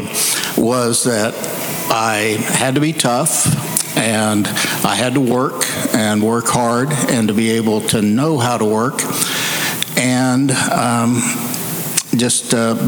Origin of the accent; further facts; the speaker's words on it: Seiling, Oklahoma, United States; I grew up in Seiling, Oklahoma